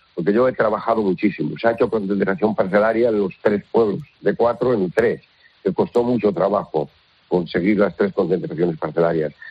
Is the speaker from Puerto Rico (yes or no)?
no; Villaseco de los Reyes, Castile and León, Spain